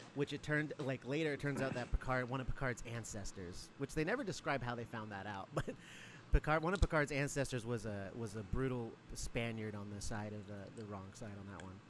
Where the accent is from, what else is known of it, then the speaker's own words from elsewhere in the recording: Mentasta, Alaska, United States; I was raised in Alaska, a bunch of, around a bunch of Athabascans that we were like adopted into the village Mentasta